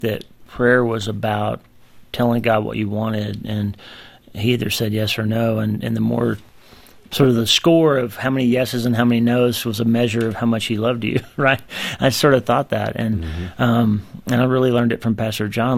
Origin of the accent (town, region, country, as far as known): United States; born or raised there